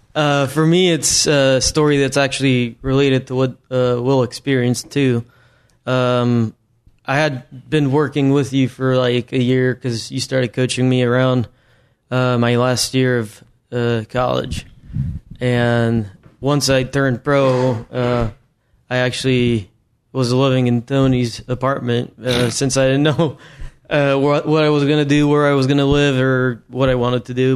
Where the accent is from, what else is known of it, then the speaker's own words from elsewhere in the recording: Mexico; moved away; back home in my hometown in Mexico